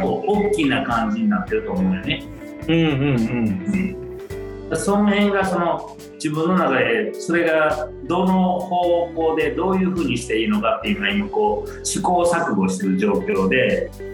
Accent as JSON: {"language": "Japanese", "area": "Awaji Island", "region": "Hyogo", "country": "Japan", "tie": "born or raised there", "said": "僕らはまあやっぱりその淡路で生まれ育った"}